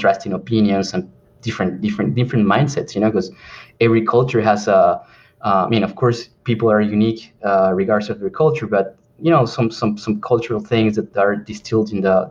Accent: Peru; English is a second language; moved away; I'm from Peru

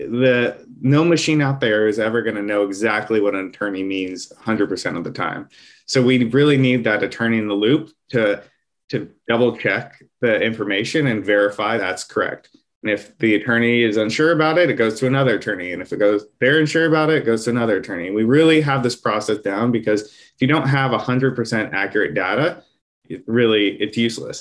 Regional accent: Bay Area, California, United States; I'm born and bred in the Bay Area. I still live here

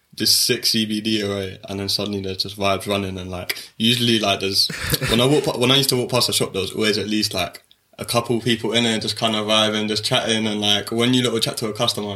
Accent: London, United Kingdom; I'm from Shepherd Bush, so I'm just down the road from here, not far from Ladbroke Grove

